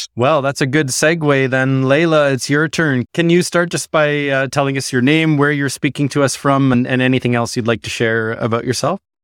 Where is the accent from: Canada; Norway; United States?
Canada; Ottawa, Ontario; now in Newfoundland and Labrador, Canada; as Newfoundlanders, and I grew up in Ottawa